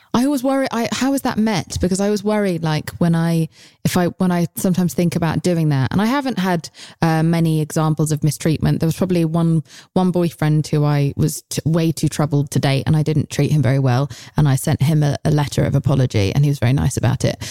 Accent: United Kingdom; I'm British

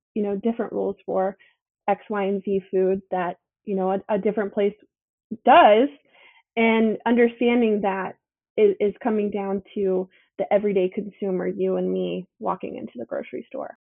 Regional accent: Charleston, South Carolina, United States; I am born and raised here in Charleston, South Carolina.

